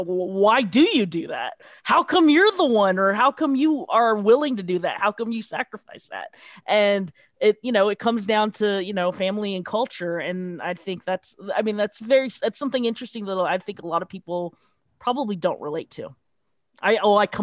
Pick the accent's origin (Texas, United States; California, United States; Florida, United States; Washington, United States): California, United States; San Francisco; growing up in California, growing up in San Francisco